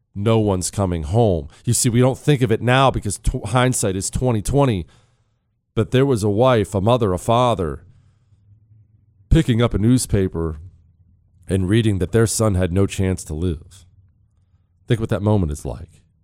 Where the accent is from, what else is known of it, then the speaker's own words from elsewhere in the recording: Montana, United States; I grew up in Montana, so I've driven a bunch in the mountains